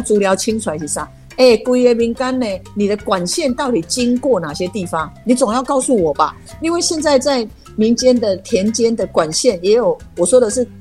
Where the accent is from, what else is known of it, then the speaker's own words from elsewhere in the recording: Nantou County, Taiwan; 我是南投长大的，我希望南投好